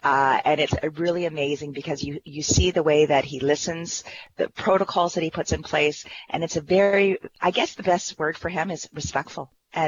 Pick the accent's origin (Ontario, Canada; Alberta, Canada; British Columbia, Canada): Ontario, Canada; I am from Elgin, Middlesex, London, the MP, Deputy House Leader, as well as calling from St. Thomas, Ontario today.